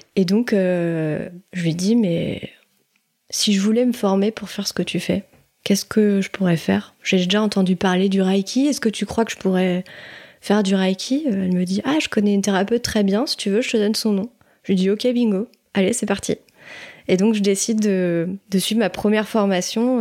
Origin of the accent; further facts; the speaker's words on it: Maisons-Laffitte, Île-de-France, France; now in Nantes, France; j'ai grandi euh, à Maison Lafitte en ile de france